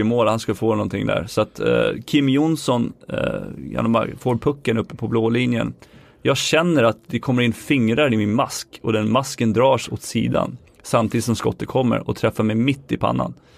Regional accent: Sweden; moved away as an adult; jag var svensk

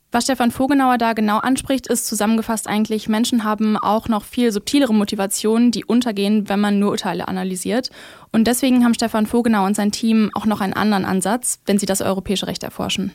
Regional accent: Germany; wenn ich mich überhaupt mit sowas identifizieren würde, dann wahrscheinlich doch eher als Deutsche.

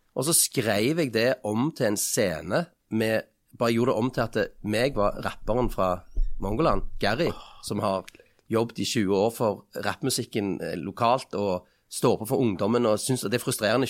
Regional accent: Stavanger, Rogaland, Norway; Nå kommer jeg fra Kalhammeren i Stavanger

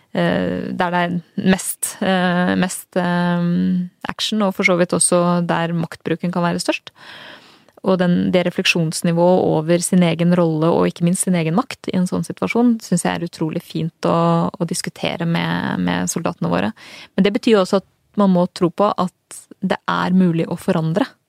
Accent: Strømmen, Akershus, Norway; jeg er jo født og oppvokst på Strømmen

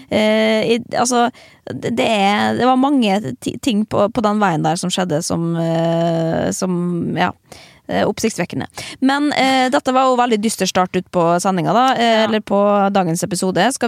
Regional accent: Norway; Eh, men så eh, kommer vi jo fra Norge, liksom.

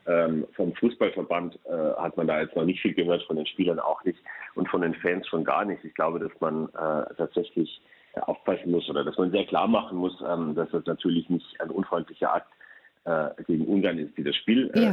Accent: Munich area, Bavaria, Germany; now in Brussels, Belgium; München komme ich aus der Gegend

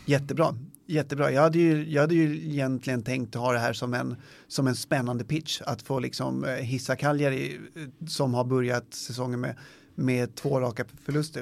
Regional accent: Sweden; vi som svenskar

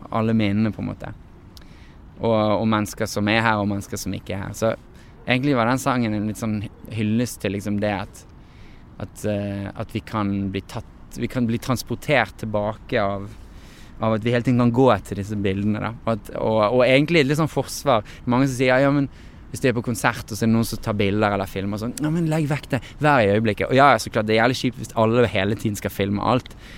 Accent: Norway; moved away as an adult; now in Los Angeles, United States; som er fra Norge. Eh, at det, det, at jeg er født her

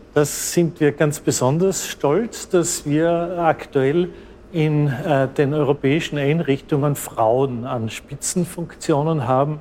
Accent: Austria; Ich stamme aus Österreich

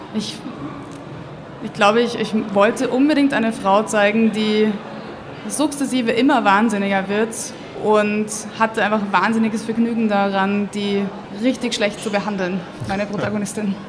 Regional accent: Austria; now in Munich, Germany; Lebe in München, bin auch dort geboren worden, aber aufgewachsen in Österreich.

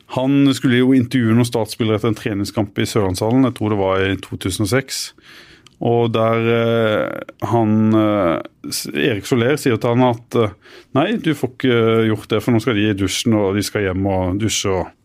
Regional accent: Arendal, Agder, Norway; moved away as an adult; also born or lived in Bø; Vi feirer annethvert eh, år på Hisøy, der jeg kommer fra. Hos mine foreldre

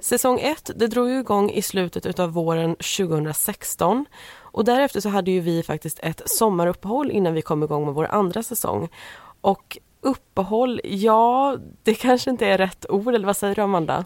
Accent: Småland, Sweden; vi är födda i Småland och vi bodde i Småland vid tillfället. Vi gör det fortfarande

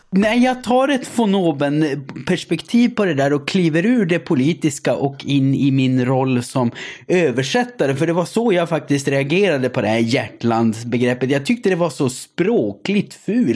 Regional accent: Gällivare, Norrbotten County, Sweden; Jag kommer ju från Gällivare, Sveriges amygdala.

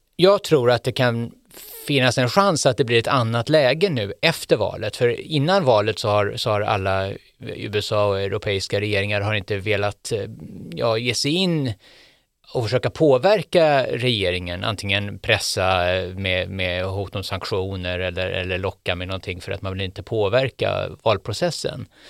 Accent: Sweden; jag var från Sverige

